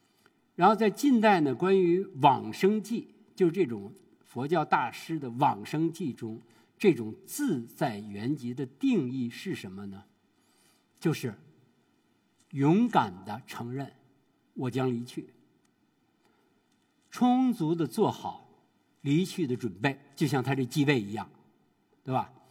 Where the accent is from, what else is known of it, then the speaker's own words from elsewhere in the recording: China; 说我们中国人呀，在面临死亡的时候有三大绝